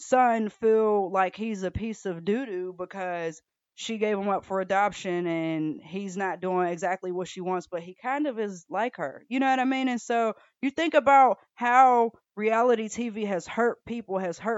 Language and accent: English; Atlanta, Georgia, United States; I grew up in Atlanta